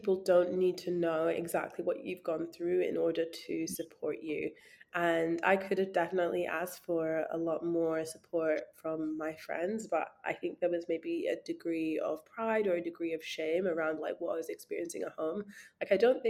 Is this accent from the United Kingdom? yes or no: yes; Scotland, United Kingdom; being like a Black girl growing up in Scotland in a very small town